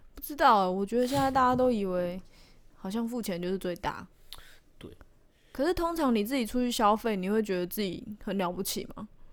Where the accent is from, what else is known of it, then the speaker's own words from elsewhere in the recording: Taiwan; 虽然我也是台湾人啊